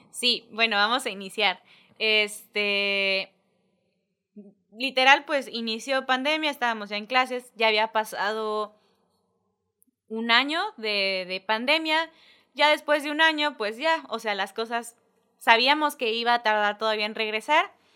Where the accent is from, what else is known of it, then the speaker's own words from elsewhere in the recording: Isla, Veracruz, Mexico; yo nací en Veracruz, este, Jarocha por nombre, pero isleña de corazón nací y me vine para acá, este, pues ahora sí que desde mis primeros días, isleña, isleña, este, estuve todo kinder, primaria, secundaria